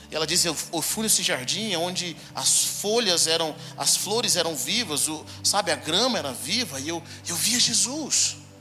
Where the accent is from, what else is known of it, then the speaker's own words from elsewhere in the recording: Brazil; moved away as an adult; also born or lived in Sarasota, United States; now in United States; Eu nasci nos Estados Unidos, mas vim para o Brasil quando era bem pequeno. E aos 24 anos eu volto para lá